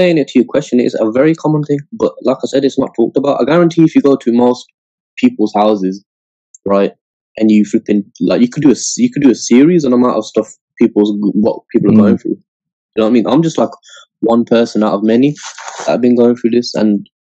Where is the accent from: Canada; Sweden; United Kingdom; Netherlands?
United Kingdom; Scotland; I was born in Scotland